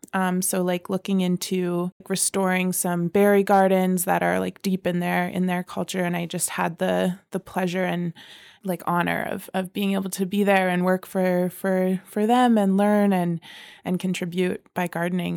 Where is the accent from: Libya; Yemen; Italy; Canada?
Canada; Calgary, Alberta; I was born here in Calgary, here on Treaty Seven land